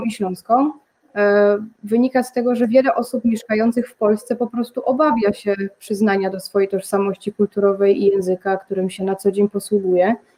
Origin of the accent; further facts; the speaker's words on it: Rybnik, Silesian Voivodeship, Poland; jestem też z Rybnika